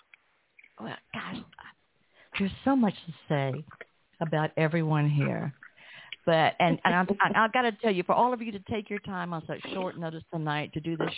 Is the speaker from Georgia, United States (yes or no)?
yes; Atlanta, Georgia, United States; here in my hometown of Atlanta